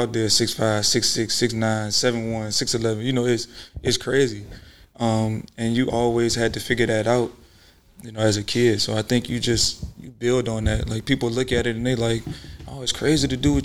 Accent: Richmond, Virginia, United States; I'm from Richmond.

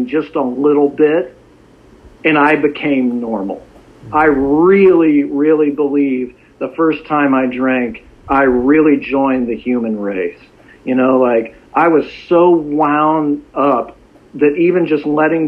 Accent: Dallas, Texas, United States; I grew up in Dallas. Dallas is a great place.

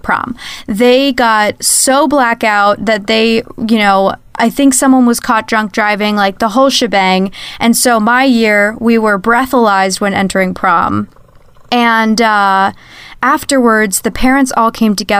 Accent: New Canaan, Connecticut, United States; I grew up in New Canaan, Connecticut

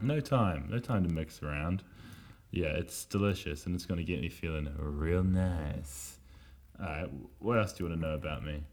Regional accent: Wellington, New Zealand; moved away; Growing up in Miramar, Miramar was a place over in little old Wellington in Aotearoa, across the ocean.

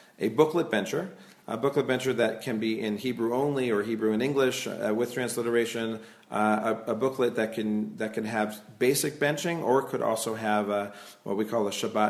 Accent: Silver Spring, Maryland, United States; moved away as an adult; also born or lived in Brookline, Massachusetts; now in Israel

